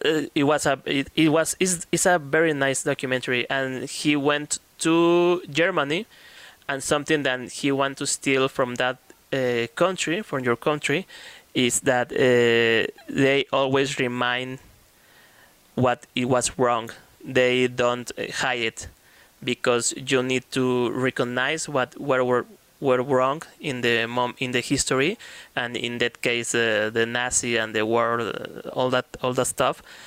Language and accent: English; Mexico